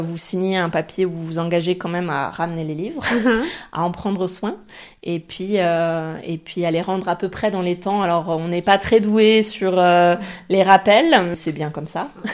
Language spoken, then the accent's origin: French; France; first language French; moved away as an adult; also born or lived in French-speaking Switzerland; now in Zurich, Switzerland; on est française